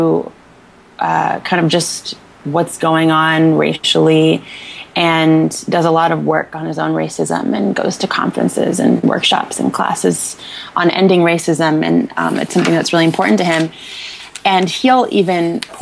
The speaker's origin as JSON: {"language": "English", "region": "Northern Virginia", "country": "United States", "tie": "born or raised there", "said": "I grew up in Northern Virginia"}